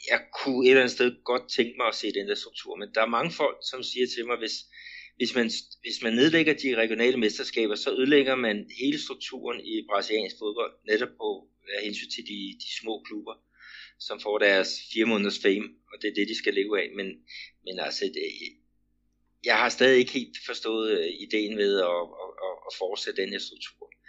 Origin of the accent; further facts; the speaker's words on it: Denmark; den struktur, vi har øh, hjemme i Danmark